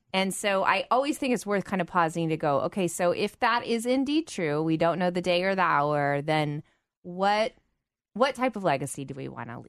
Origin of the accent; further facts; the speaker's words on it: United States; as an American girl, so I'm not, obviously not British